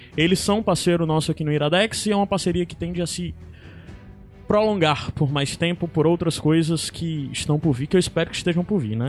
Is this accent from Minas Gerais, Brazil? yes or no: no; Fortaleza, Ceará, Brazil; nós somos aqui de Fortaleza